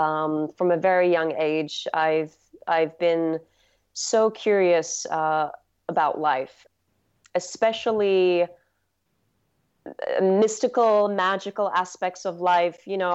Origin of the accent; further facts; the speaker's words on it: England, United Kingdom; So I grew up in England, and there's, you know, so much lushness there. Especially in just the outskirts of London.